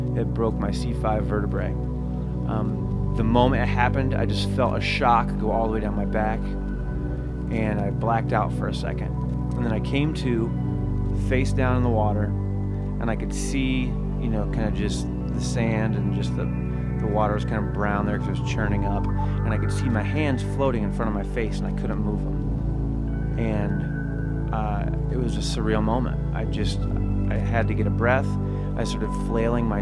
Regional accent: Florida, United States; moved away; also born or lived in San Diego; I was born in Florida

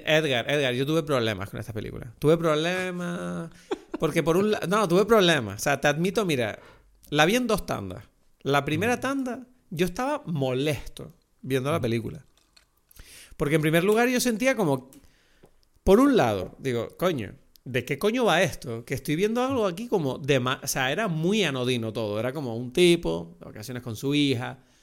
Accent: Lanzarote, Canary Islands, Spain; yo crecí en Lanzarote, en un entorno turístico.

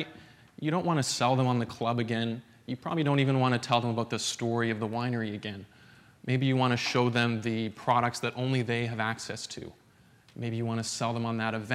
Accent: Alberta, Canada; I'm from Alberta, up in the frigid wastes of Canada.

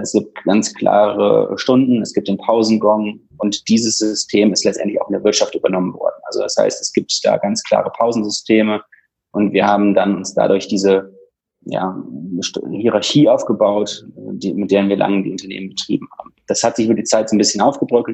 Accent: Düsseldorf, North Rhine-Westphalia, Germany; ich bin aufgewachsen in Düsseldorf

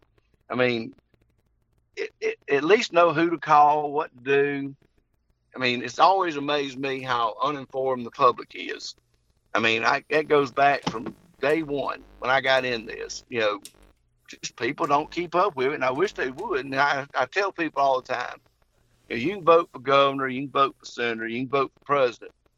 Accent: Henry County, Georgia, United States; born or raised there

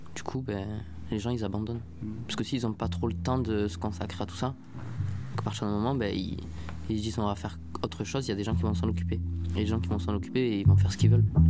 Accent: Marseille, Provence-Alpes-Côte d'Azur, France; en tant que Marseillais, et en étant bien dans cette ville, en me sentant Marseillais

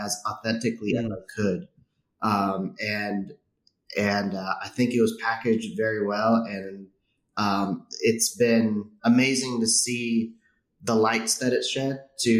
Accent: San Francisco Bay Area, California, United States; I grew up in the San Francisco Bay Area, growing up by San Francisco Airport

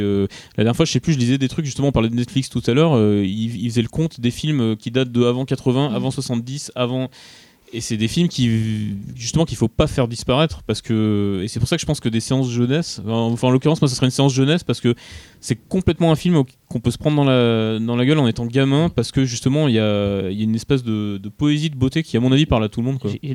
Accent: Grenoble, Auvergne-Rhône-Alpes, France; je suis de Grenoble

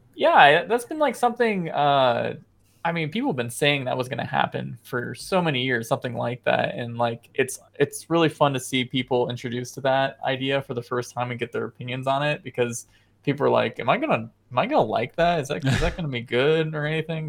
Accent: United States; I am an American

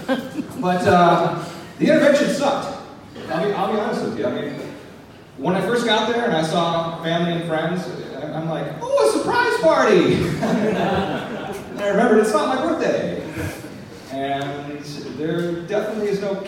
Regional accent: Tacoma, Washington, United States; Glad to be here in my hometown with my people

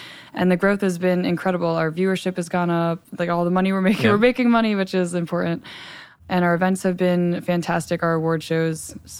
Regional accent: Hackettstown, New Jersey, United States; So I'm from Hackettstown, New Jersey.

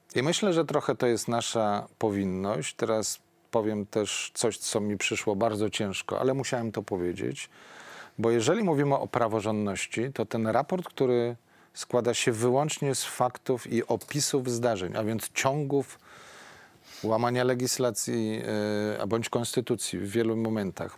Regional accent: Poland

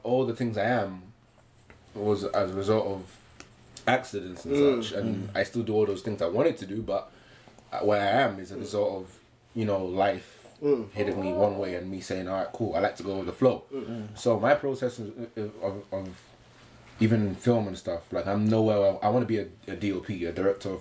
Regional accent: London, United Kingdom; I'm from Hackney still

